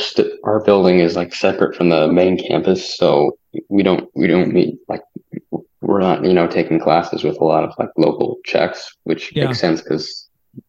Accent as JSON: {"language": "English", "region": "Arizona", "country": "United States", "said": "And I'm like, \"America.\" And he's like, \"Yeah, we're in America.\" He's not gonna know it. And then so I just said Arizona."}